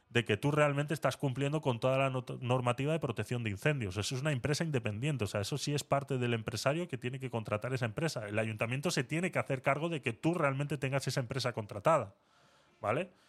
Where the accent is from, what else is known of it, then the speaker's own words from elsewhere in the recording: Murcia, Region of Murcia, Spain; Eh, yo soy de Murcia y Teatre es muy conocida.